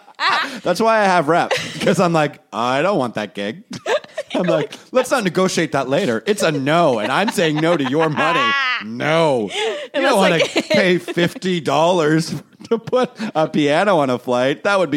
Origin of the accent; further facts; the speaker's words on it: Toronto, Ontario, Canada; I'm like, I grew up in Toronto. My parents.